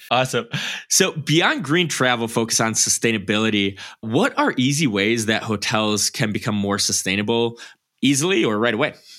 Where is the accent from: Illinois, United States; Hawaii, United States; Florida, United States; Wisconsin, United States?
Wisconsin, United States; moved away; I'm from Wisconsin.